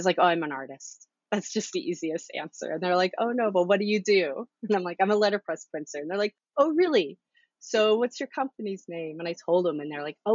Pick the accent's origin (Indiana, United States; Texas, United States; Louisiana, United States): Texas, United States; now in Baltimore, United States; I'm originally from Texas.